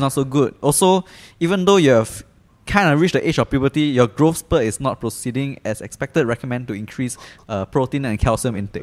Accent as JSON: {"language": "English", "country": "Singapore", "said": "as a Singaporean"}